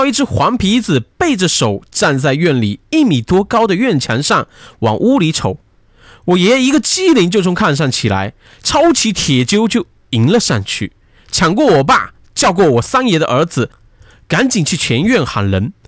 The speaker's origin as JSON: {"language": "Chinese", "town": "Tai'an County", "region": "Liaoning", "country": "China", "tie": "born or raised there", "said": "我的老家是在东北的台安县。这个故事发生的时候，我爸才三岁。因为家里是农村，房子都是那种泥或者稻草做的"}